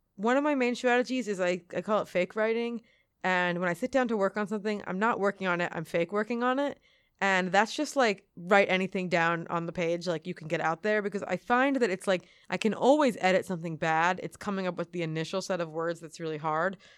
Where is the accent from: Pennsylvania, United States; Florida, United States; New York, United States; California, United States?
Pennsylvania, United States; outside of Philadelphia; now in Queens, United States; I grew up outside of Philadelphia, so, like, an hour north of Philadelphia